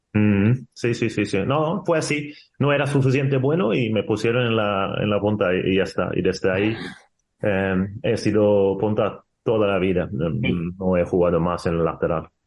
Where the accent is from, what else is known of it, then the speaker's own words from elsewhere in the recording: Sweden; Spanish is a second language; moved away as an adult; also born or lived in Spain; now in Portugal; dejar tu país con 20 años, gracias a Dios que estuve viviendo dos años solo en Suecia sin mi madre